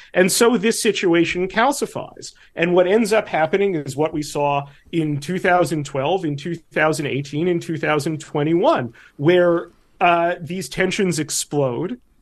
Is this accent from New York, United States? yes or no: yes; New York, United States; I'm also an American and a New Yorker